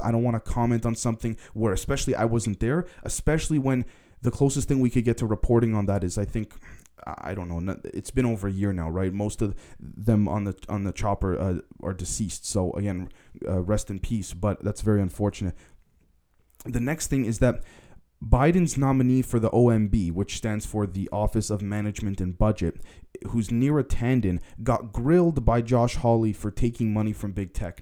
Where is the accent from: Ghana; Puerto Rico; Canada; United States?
Canada; being a Canadian myself